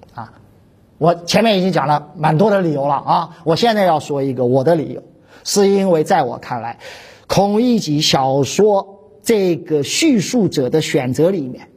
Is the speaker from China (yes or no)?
yes; China; 我们中国人